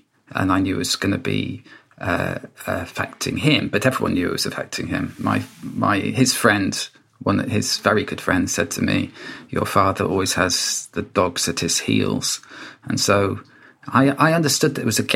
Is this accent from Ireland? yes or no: no; Wales, United Kingdom; when I was a child and growing up in Wales